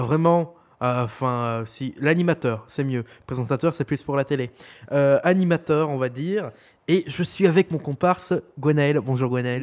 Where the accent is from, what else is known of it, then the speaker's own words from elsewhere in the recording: Belgium; accent: Belgian; nous sommes belges. Au cas où vous n'aurez pas entendu notre accent